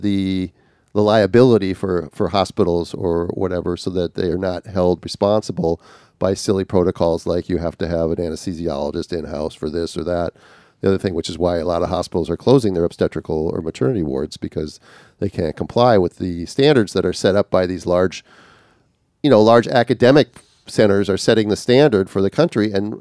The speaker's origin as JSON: {"language": "English", "region": "Minnesota", "country": "United States", "tie": "born or raised there", "lives_now": "Australia", "said": "up in northern Minnesota, which was just pressing for me because it's my home state."}